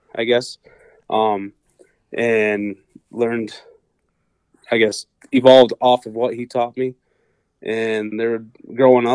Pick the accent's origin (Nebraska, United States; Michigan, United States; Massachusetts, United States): Michigan, United States; Portland; also born or lived in Ionia, Michigan; I'm originally from the Portland area, raised and graduated from Portland High School. Always lived around the Ionia area